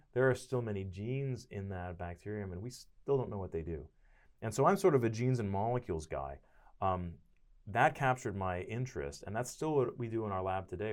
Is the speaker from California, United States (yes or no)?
no; Connecticut, United States; moved away as an adult; also born or lived in Boston, Massachusetts; now in Stillwater, United States; I'm from Connecticut, about twelve miles away from New Haven